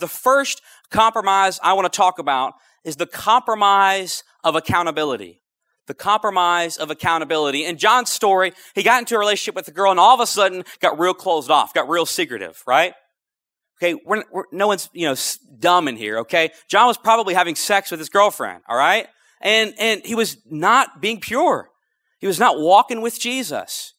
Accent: North Louisiana, United States; moved away as an adult; also born or lived in Lafayette, Louisiana; I'm originally from North Louisiana where you don't eat crawfish.

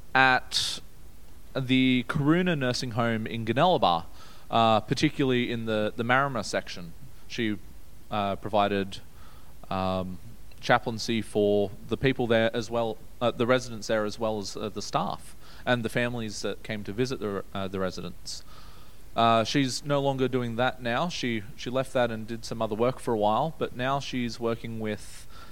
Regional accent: Brisbane, Queensland, Australia; also born or lived in Newcastle, New South Wales; I was born in Newcastle back in 1998, and I was there for a few years. I don't remember it a whole lot. I remember bits and pieces. When I was little, we moved to Brisbane.

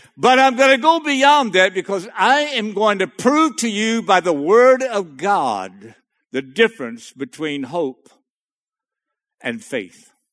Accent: Cajun, Louisiana, United States; I'm a Cajun boy in the middle of that North Dakota state

